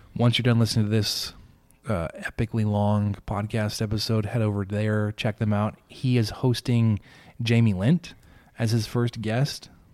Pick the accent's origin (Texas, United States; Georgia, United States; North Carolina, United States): Texas, United States; Dallas; as somebody from Dallas